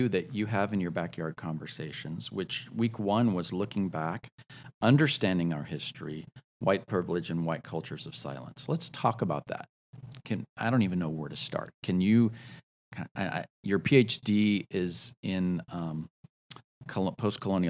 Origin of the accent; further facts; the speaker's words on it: the South, United States; we are people from the South. We come from conservative backgrounds.